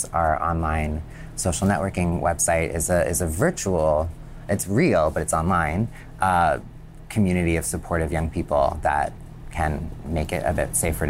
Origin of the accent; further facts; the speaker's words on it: Canada; I grew up in Canada originally and in progressive communities, and I had an accepting family.